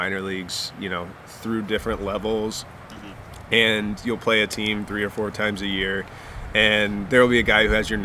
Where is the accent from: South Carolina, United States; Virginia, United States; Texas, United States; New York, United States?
Virginia, United States; Richmond; Richmond, my hometown